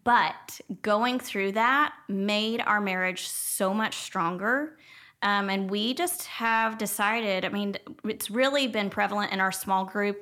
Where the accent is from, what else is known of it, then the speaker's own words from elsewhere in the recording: Jefferson, Texas, United States; I grew up in Jefferson, so it was a small town of about three thousand people